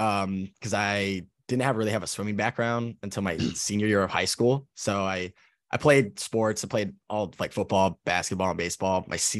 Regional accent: Los Angeles, California, United States; also born or lived in Japan / Key West; I'm originally from Los Angeles, California. I've been in the Navy for going on 8 years now. And I was in Japan first

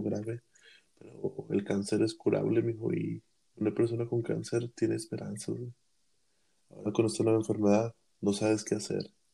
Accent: Mexico; como mexicanos que somos

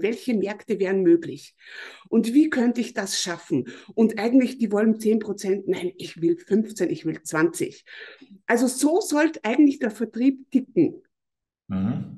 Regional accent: Mostviertel, Lower Austria, Austria; ich komme aus Österreich, ich komme aus dem Mostviertel, das ist in Niederösterreich. Mhm. Ich bin hier auf einem Bauernhof aufgewachsen

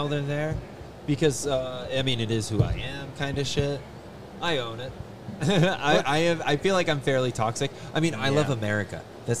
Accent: Ireland; I'm Irish.

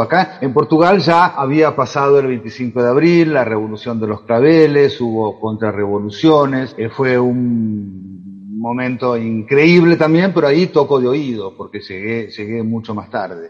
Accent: Argentina; accent: Argentine; moved away as an adult; now in Valencia, Spain; mi acento argentino

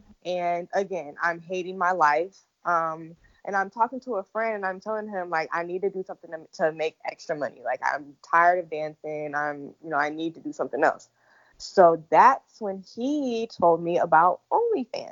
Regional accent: Illinois, United States; moved away as an adult; now in Atlanta, United States; I am originally from Illinois, but 3 years ago I moved to Atlanta

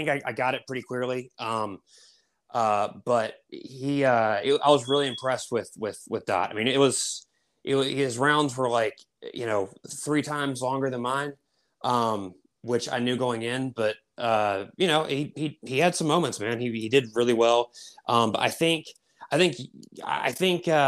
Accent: Raleigh, North Carolina, United States; I'm from Raleigh, North Carolina

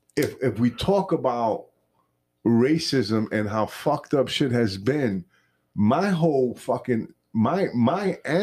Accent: New York, United States; now in Florida, United States; As a Puerto Rican, born and raised in New York, and I live out in Florida now, always in America

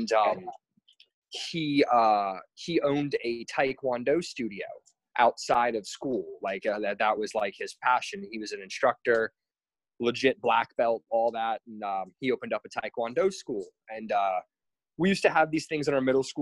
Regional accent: New Port Richey, Florida, United States; moved away as an adult; now in Hawaii, United States; I'm originally from the Tampa area, from a little town called Newport Richey. It's in Pasco County.

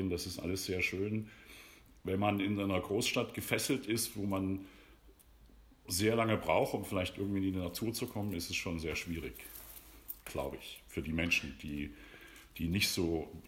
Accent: Dresden, Saxony, Germany; accent: Saxon; also born or lived in Berlin / Leipzig; alles, was, was uns Sachsen hier so umgibt

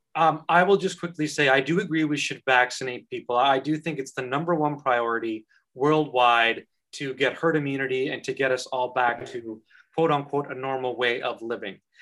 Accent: Canada; now in Ireland; as a Canadian citizen

